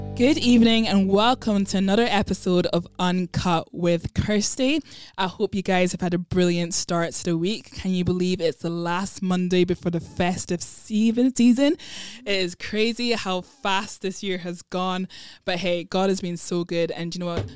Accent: Ghana; I am from Ghana, which is West Africa

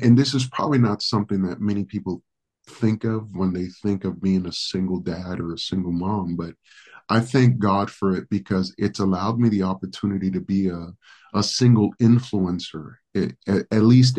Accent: New York City, New York, United States; first language Spanish; English is a second language; moved away as an adult; also born or lived in Dominican Republic / California / Hawaii / Phoenix, Arizona; now in Moreno Valley, United States; I'm actually originally from the Dominican Republic. So My first language is Spanish. I actually pastor predominantly Spanish church. I was raised in New York City

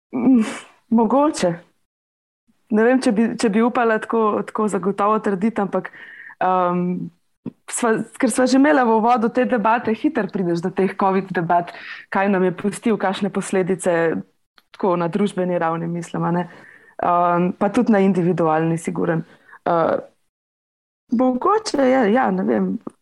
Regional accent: Litija, Central Sava, Slovenia; prihajam iz Litije

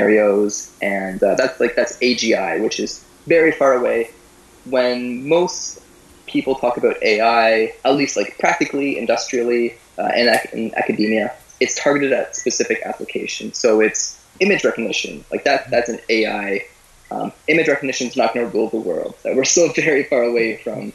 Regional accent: Guelph, Ontario, Canada; also born or lived in Moscow; I'm from the area. I grew up in Guelph and went to do my high school there

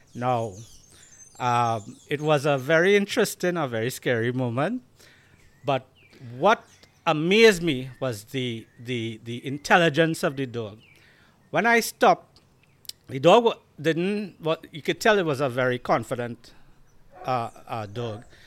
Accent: Diego Martin, Trinidad & Tobago; accent: Trini; I grew up in Diego Martin. We are in Diego Martin right now.

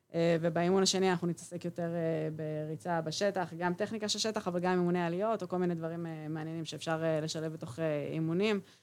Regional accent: Israel; גדלתי ילדות אה, בקיבוץ

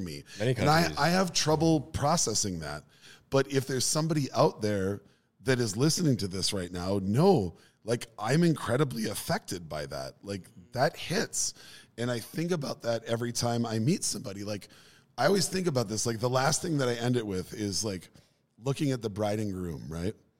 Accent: Minneapolis, Minnesota, United States; South Minneapolis.

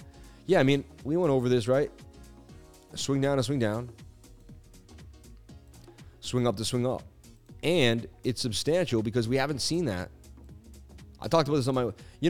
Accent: Queens, New York, United States; I grew up in Queens, you know, it is what it is, and I buy every real estate.

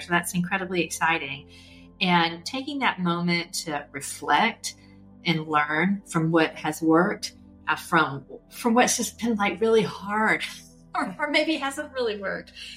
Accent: LaGrange, Georgia, United States; I grew up in LaGrange, Georgia, uh, which is a, a small town in West Georgia

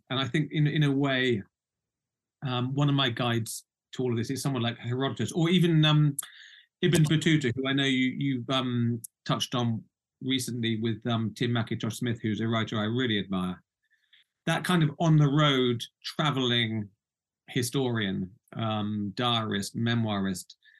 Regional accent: United Kingdom; also born or lived in Baghdad; now in Norfolk, United Kingdom; I'm I'm British. Uh, I come from the UK

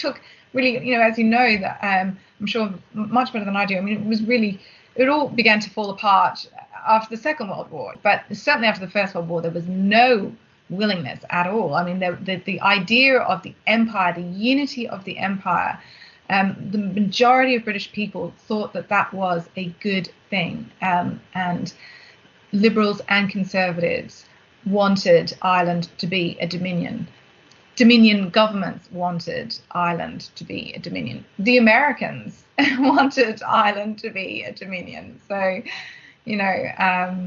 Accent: Australia; as an Australian

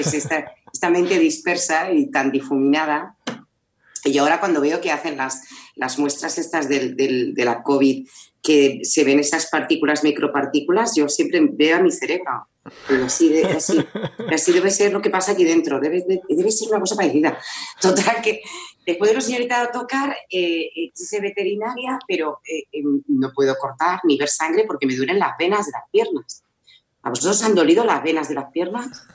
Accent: Madrid, Community of Madrid, Spain; moved away as an adult; now in Zaragoza, Spain; yo soy madrileña, lo que pasa es que ahora eh, me, he venido a vivir a Zaragoza.

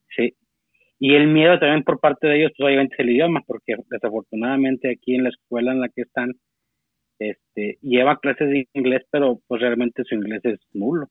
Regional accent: Saltillo, Coahuila, Mexico; yo soy de, Saltillo, Coahuila, este, norte de México.

